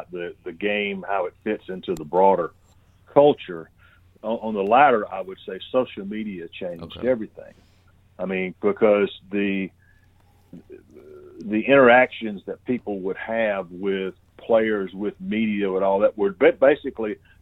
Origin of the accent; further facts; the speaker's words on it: Union Point, Georgia, United States; I grew up in a little town called Union Point in Georgia, about 1,500 people